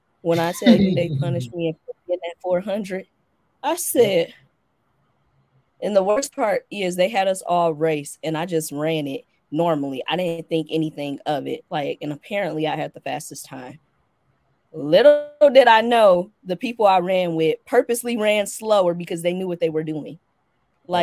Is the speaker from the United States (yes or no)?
yes; Midwest, United States; And that, you know, I'm from the Midwest. We drive. Like, I come from a family that used to drive from Detroit to Atlanta yearly.